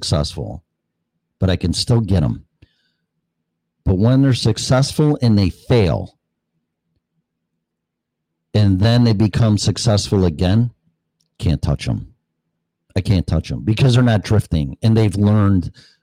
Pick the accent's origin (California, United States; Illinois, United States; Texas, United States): Illinois, United States; Hanover Park; moved away as an adult; also born or lived in Colorado; I was not born, but raised in, well, Hanover Park, which is right next door. You got Hanover Park, Bartlett, Streamwood, Illinois